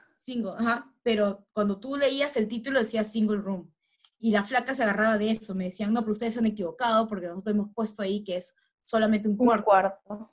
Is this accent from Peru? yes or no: yes; Peru; uno como peruano